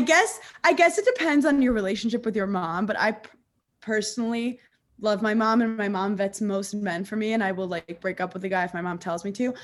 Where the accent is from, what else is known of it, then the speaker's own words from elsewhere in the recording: New York, United States; I grew up in New York